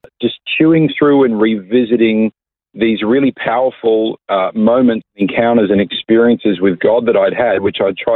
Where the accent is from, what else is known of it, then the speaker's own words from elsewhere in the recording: Coffs Harbour, New South Wales, Australia; moved away as an adult; also born or lived in Sydney; now in Melbourne, Australia; I was born and raised in Coffs Harbour. I lived there till I was about 19 years